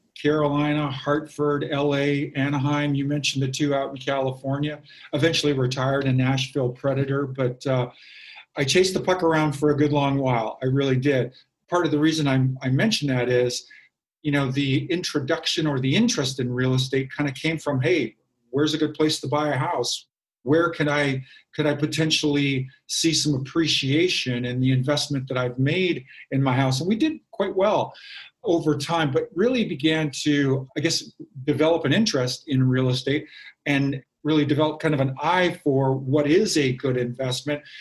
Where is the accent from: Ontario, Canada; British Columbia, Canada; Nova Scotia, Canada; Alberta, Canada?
British Columbia, Canada; Kamloops; in my hometown of Kamloops, British Columbia